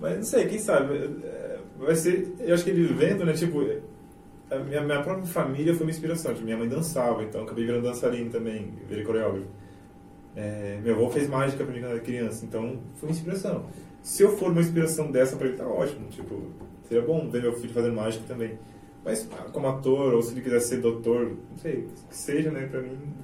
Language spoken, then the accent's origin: Portuguese; Itaporã, Mato Grosso do Sul, Brazil; also born or lived in Jardim / São Paulo / Rio de Janeiro; Nasci em Jardim, mas sempre morei aqui em Itaporã, depois de, de Jardim.